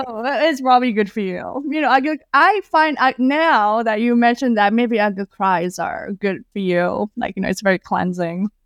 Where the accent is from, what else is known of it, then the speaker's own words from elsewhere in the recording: Indonesia; moved away as an adult; also born or lived in Wisconsin, United States; now in United States; when I was growing up in Indonesia, I never felt like I fit in.